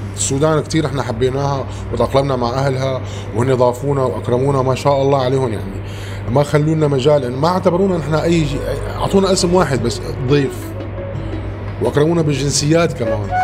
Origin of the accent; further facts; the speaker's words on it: Syria; now in Khartoum, Sudan; عندنا بسوريا